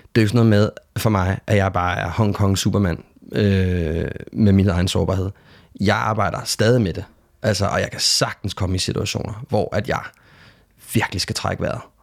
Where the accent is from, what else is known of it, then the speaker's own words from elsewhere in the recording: Denmark; hvor jeg kommer fra, ud fra rækkehuset i Lønby